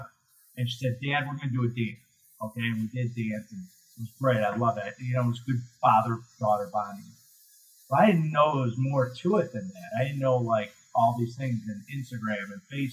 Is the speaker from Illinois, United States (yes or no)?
yes; Chicago, Illinois, United States; I'm from Chicago